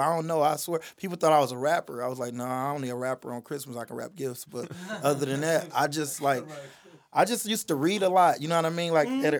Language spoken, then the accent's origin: English; Detroit, Michigan, United States; So like, I'm from Detroit